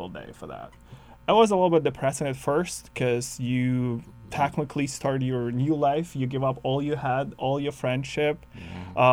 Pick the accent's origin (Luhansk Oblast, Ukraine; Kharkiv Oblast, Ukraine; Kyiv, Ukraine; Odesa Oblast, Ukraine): Kyiv, Ukraine; moved away as an adult; also born or lived in Thompson, Manitoba / Winnipeg; now in Canada; I come from Kyiv, which is capital of Ukraine.